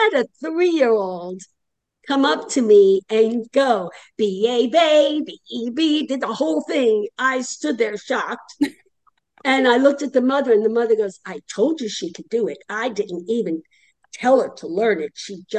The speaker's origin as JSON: {"language": "English", "region": "Florida", "country": "United States", "said": "I would really just enjoy doing all the conferences in Florida and not leave my home state for a while."}